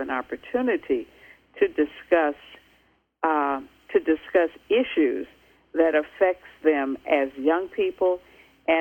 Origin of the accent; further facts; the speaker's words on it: United States; as an American